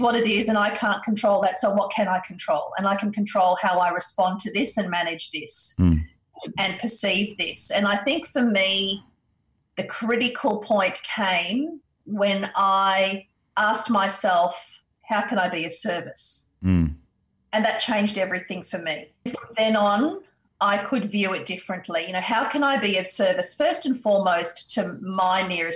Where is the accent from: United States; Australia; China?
Australia; Perth, Western Australia; also born or lived in India; as a family we immigrated to Australia, and I did my schooling and uni years here in Australia